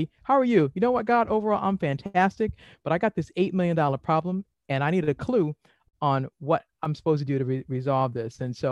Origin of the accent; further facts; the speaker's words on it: Boston, Massachusetts, United States; now in Maryland, United States; I'm originally from Boston